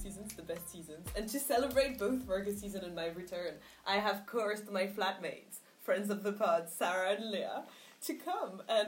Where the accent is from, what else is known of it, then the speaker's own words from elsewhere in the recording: Paris, Île-de-France, France; now in London, United Kingdom; I grew up in Paris